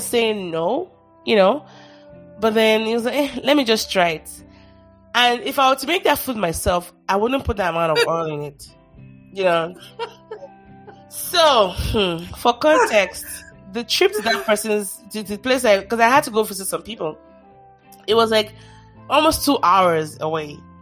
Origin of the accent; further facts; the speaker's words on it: Nigeria; I'm Nigerian, I should be careful how I say this. Especially Yoruba